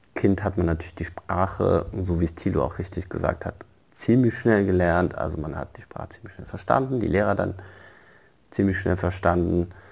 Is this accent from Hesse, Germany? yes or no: yes; Frankfurt, Hesse, Germany; also born or lived in Morocco; ich komme aus Frankfurt, wurde auch dementsprechend ähm, in Frankfurt eingeschult